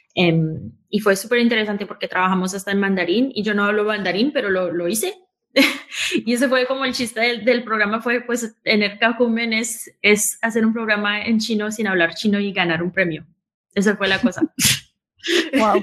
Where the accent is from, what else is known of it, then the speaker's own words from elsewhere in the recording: New York, United States; Estos dos inmigrantes colombianos se encontraron en Nueva York, se enamoraron, se casaron y me tuvieron a mí